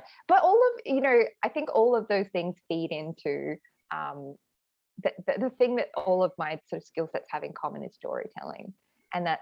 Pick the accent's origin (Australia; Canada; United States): Australia; Adelaide, South Australia; now in Sydney, Australia; I am speaking to you from Adelaide right now, my hometown